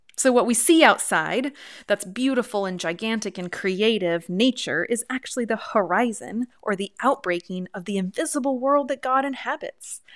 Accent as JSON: {"language": "English", "region": "Pacific Northwest", "country": "United States", "said": "I come from the Pacific Northwest"}